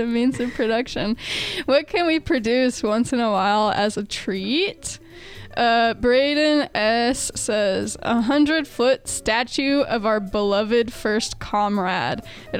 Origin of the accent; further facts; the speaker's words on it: Phoenix, Arizona, United States; I'm from Phoenix, where they actually have a lot of water slides